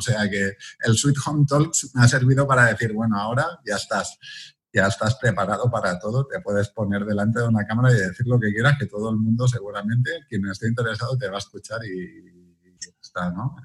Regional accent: Viladecans, Catalonia, Spain; nací en Vila de Cans, una ciudad que está al lado de Barcelona

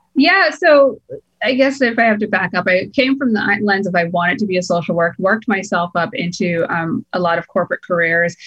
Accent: Boston, Massachusetts, United States; moved away as an adult; now in California, United States; I'm born and raised in Boston

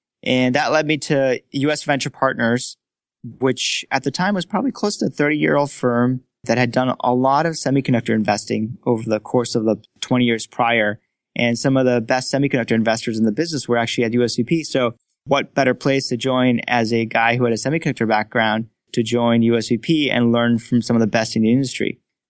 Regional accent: Frankfurt, Hesse, Germany; So I grew up in Frankfurt, Germany, and I started my academics in German school, actually.

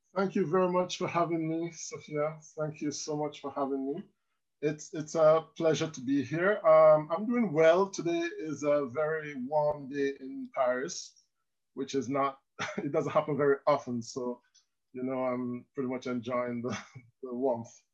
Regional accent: Land Settlement, Manchester, Jamaica; moved away as an adult; now in France; I'm from land settlement in Manchester. It's a small district just outside uh, Williamsfield.

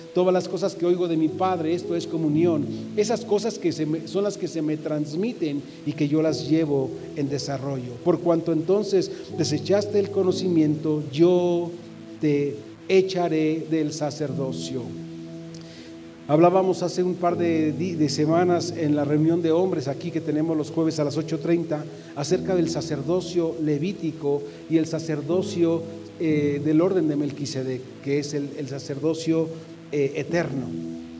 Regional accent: Mexico; todos los que somos mexicanos celebramos porque hemos nacido en la misma patria

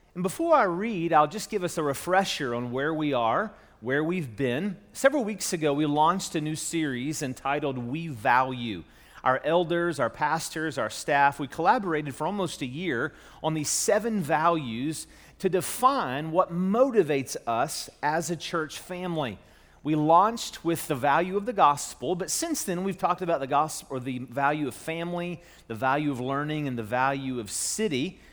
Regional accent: Charleston, West Virginia, United States; moved away as an adult; also born or lived in Louisville; now back in my hometown in Charleston, West Virginia

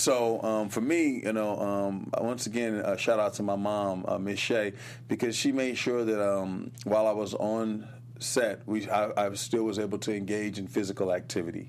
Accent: Los Angeles, California, United States; I was born here in Los Angeles

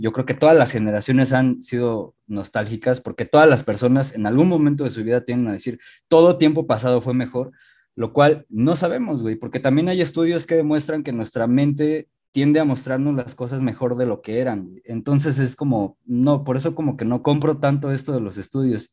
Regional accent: Mexico; yo he vivido 27 años aquí, güey, toda la vida

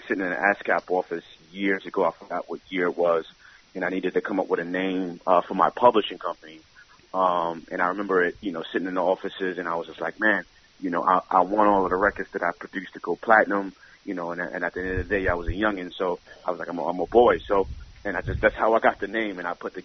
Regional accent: New York City, New York, United States; I grew up in the Bronx, 169th, Washington Avenue

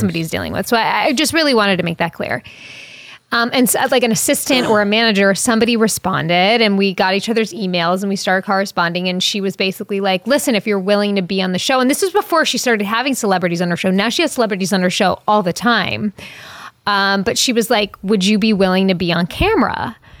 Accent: Long Island, New York, United States; I'm from Long Island

